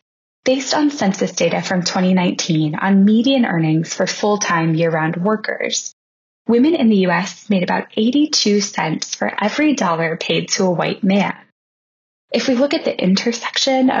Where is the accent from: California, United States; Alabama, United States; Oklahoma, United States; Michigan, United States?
Alabama, United States; Montgomery; I grew up in Montgomery, Alabama